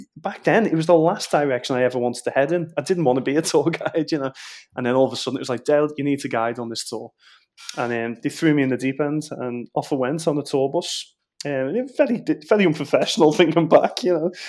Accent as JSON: {"language": "English", "town": "Liverpool", "region": "North West England", "country": "United Kingdom", "tie": "born or raised there", "accent": "Scouse", "said": "I was born in Walton, so county roads, a very working class sort"}